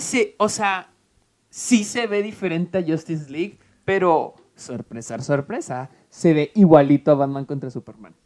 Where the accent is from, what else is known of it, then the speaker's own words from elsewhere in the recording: Mexico; moved away as an adult; now in United States; soy, mexicano, 100% mexicano